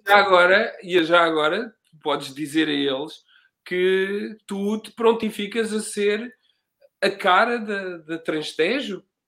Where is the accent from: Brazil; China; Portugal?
Portugal; Margem Sul, Setúbal; also born or lived in Cape Verde; eu que sou daqui da Margem Sul